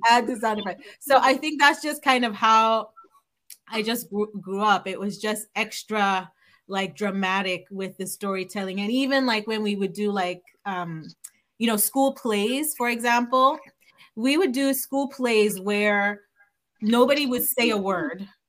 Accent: Nigeria; moved away; growing up in Nigeria

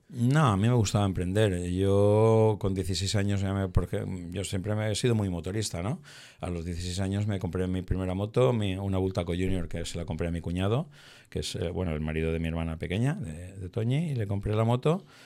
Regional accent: Torrent, Valencian Community, Spain; aquí en, en Torrente, ¿no? Donde donde mantenemos esta entrevista, eh, en mi ciudad natal

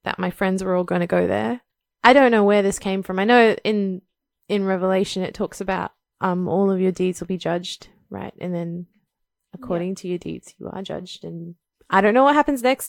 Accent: India; growing up in India

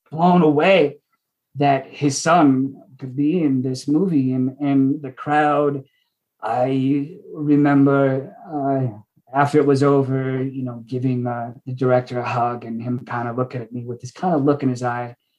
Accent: Washington, United States; moved away; I'm from Washington.

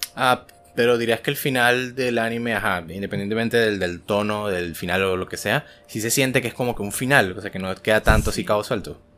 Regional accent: Venezuela; moved away as an adult; now in Colombia; el año que me fui de Venezuela.

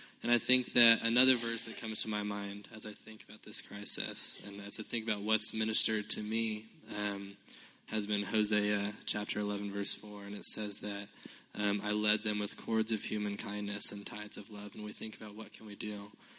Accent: Compton, California, United States; born there; and actually I was born in Compton, L.A., and so I have street cred, but I was living in downtown Los Angeles at the time, right?

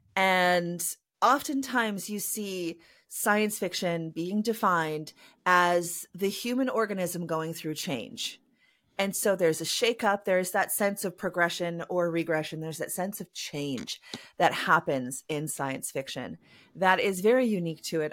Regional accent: Canada; I am a Canadian cyberpunk and myth punk author

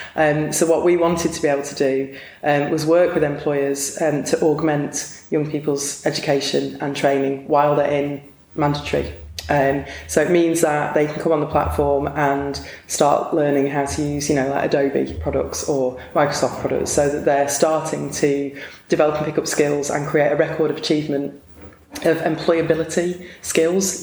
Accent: Blackpool, North West England, United Kingdom; I was born in Blackpool

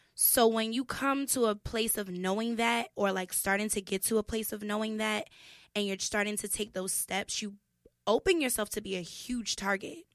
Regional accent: New York City, New York, United States; also born or lived in Soundview, Bronx; I grew up in Kip's Bay

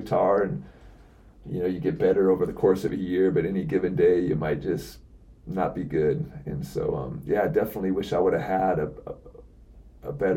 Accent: Seattle, Washington, United States; I'm from Seattle

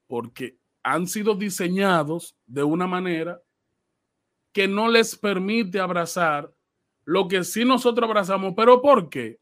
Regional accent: Dominican Republic; nosotros como dominicanos

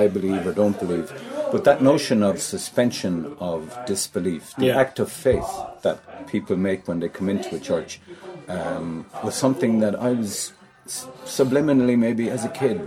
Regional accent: Waterford, Munster, Ireland; also born or lived in London; I was born in Ordinagrena

